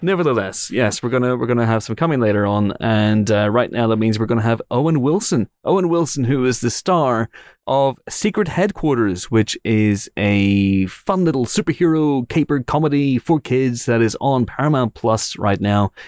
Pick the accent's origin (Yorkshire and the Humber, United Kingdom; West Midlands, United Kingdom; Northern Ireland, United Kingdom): Northern Ireland, United Kingdom; I'm Northern Irish